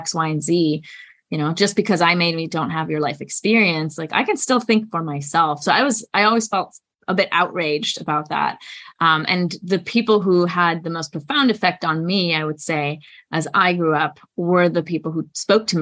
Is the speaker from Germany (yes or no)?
yes; Germany; moved away as an adult; now in United States; I'm from Germany, born and raised, and I came to the US for my undergraduate studies.